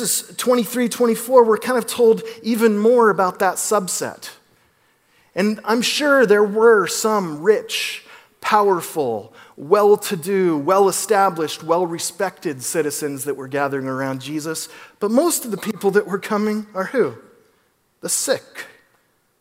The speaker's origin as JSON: {"language": "English", "town": "Philomath", "region": "Oregon", "country": "United States", "said": "I'm from Philomath, Oregon"}